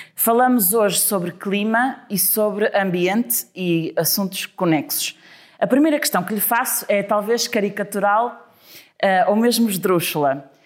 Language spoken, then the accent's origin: Portuguese; Trofa, Porto District, Portugal; eu sou da Trofa